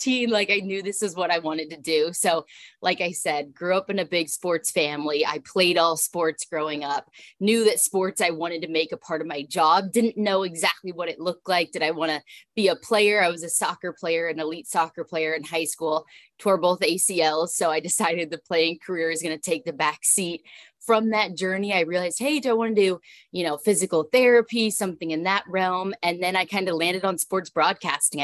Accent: Southern California, United States; also born or lived in Texas; now in Washington, D.C., United States; I'm born and raised in Southern California

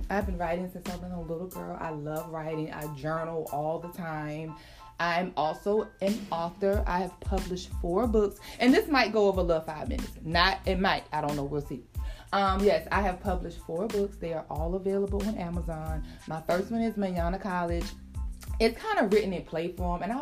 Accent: South Carolina, United States; also born or lived in Atlanta / Florida / Maryland; now in North Carolina, United States; I am originally from South Carolina. I now live in North Carolina. I've lived several places. I've lived in Atlanta. I lived in Florida.

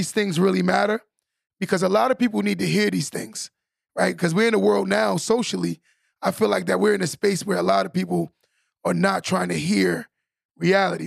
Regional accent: New York, United States; I'm from New York

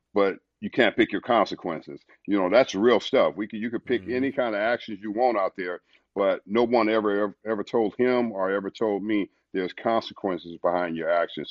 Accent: Los Angeles, California, United States; born or raised there; moved away; also born or lived in St. Louis, Missouri

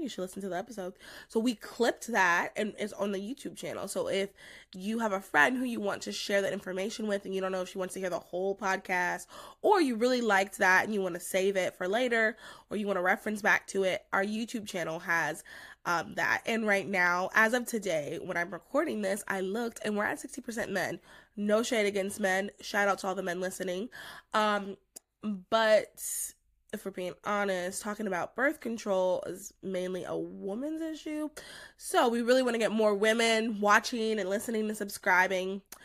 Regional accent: North Carolina, United States; moved away as an adult; also born or lived in New Jersey; I'm from North Carolina

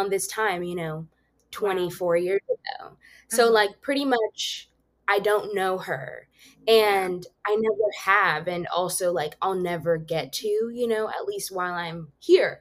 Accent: Zimbabwe; I was born in Zimbabwe

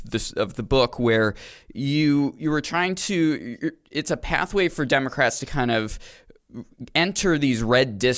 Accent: China, Maine, United States; now in Concord, United States; I'm actually from China, Maine

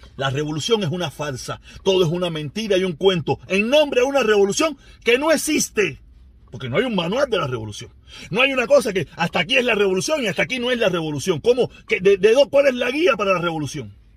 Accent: Cuba; Los cubanos somos cubanos. Somos cubanos

